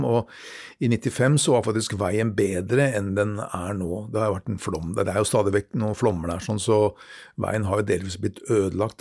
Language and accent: Norwegian; Norway; som nordmann